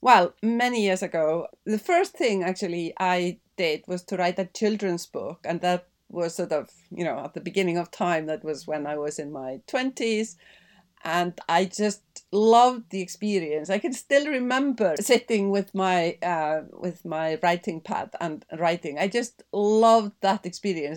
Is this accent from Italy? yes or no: no; Iceland; also born or lived in Denmark; now in London, United Kingdom; growing up in Iceland